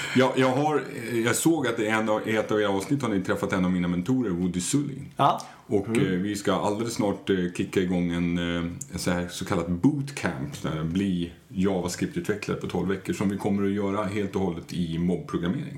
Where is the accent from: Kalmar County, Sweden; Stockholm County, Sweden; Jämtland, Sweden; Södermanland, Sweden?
Stockholm County, Sweden; Stockholm; Jag är från Stockholm